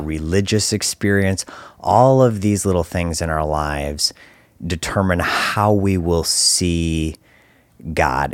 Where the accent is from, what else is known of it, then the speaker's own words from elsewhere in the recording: Detroit, Michigan, United States; I grew up right here in Detroit